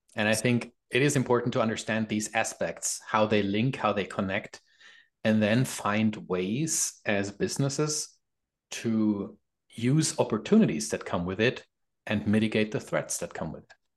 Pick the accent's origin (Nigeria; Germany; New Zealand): Germany; moved away as an adult; now in Canada; I'm from Germany